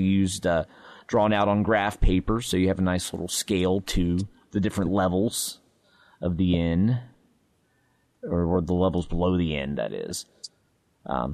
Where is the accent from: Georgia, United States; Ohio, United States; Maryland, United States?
Ohio, United States; I'm from Ohio